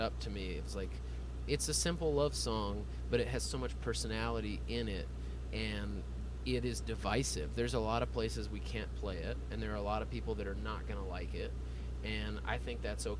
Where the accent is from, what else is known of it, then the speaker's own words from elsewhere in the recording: Texas, United States; We all grew up here. We all live here